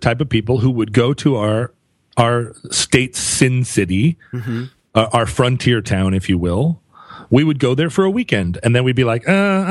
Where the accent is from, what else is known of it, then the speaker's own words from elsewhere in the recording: United States; Well, you know, I grew up on Capitol Hill here, where a lot of the people I knew and some of the people that I was in relationships with were also in the sex trades.